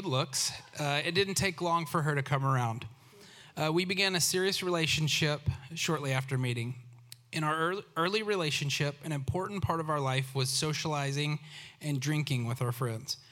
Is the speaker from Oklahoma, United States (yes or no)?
yes; Oklahoma, United States; I grew up in Oklahoma